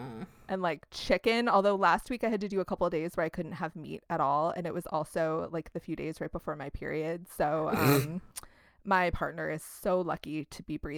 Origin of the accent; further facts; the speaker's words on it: Midwest, United States; We're from the Midwest.